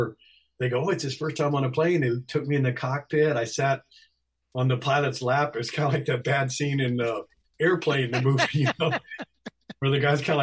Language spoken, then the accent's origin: English; Texas, United States; I was born in Texas